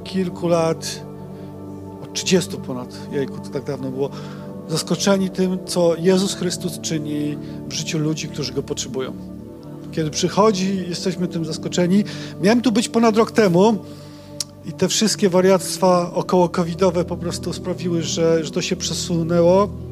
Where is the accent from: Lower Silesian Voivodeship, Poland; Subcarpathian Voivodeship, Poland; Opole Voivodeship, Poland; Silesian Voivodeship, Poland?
Opole Voivodeship, Poland; Silesia; pochodzimy z takiego malutkiego miasteczka na Opolszczyźnie. Upieramy się ciągle, że to jest Śląsk.